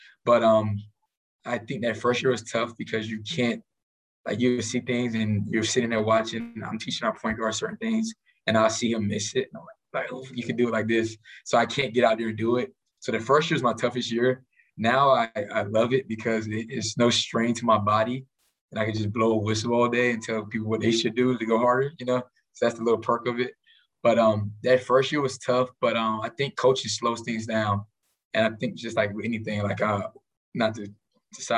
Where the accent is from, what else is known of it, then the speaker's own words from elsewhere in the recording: Miami, Florida, United States; moved away as an adult; now in Kansas City, United States; I'm originally from Miami, Florida